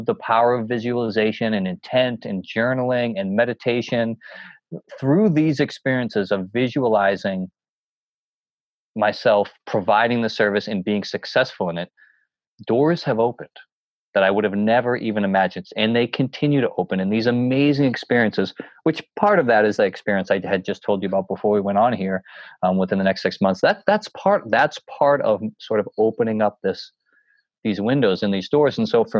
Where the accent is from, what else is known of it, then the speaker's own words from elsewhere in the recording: New Hampshire, United States; when I would hike these mountains, growing up in the White Mountains, doing all these, you know, the presidential peaks